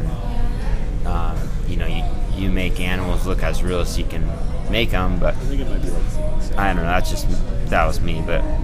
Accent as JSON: {"language": "English", "country": "United States", "said": "we're American."}